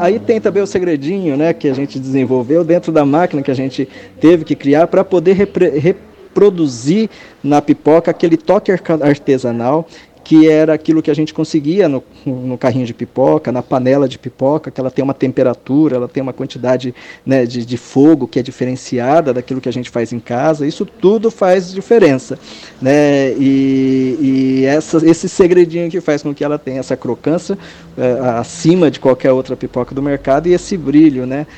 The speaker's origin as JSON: {"language": "Portuguese", "country": "Brazil", "also_born_or_lived": "Japan", "moved": "as an adult", "said": "eu, sendo brasileiro no Japão"}